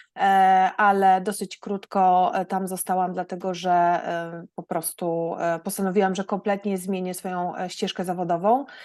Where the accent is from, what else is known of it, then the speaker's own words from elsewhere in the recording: Gdańsk, Pomeranian Voivodeship, Poland; moved away as an adult; now in Germany; pochodzę z Gdańska. Wyemigrowałam do Niemiec 18 lat temu